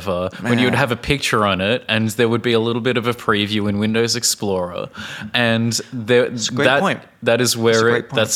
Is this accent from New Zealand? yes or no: no; Australia; moved away as an adult; now in Czech Republic; from Australia.